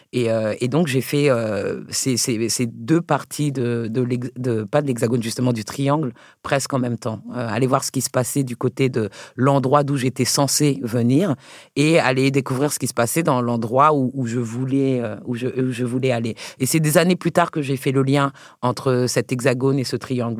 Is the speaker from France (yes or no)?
yes; Paris, Île-de-France, France; j'ai le sol et je suis même parisienne, tu vois, je suis française, française. Euh, donc au départ, quand moi je grandis en France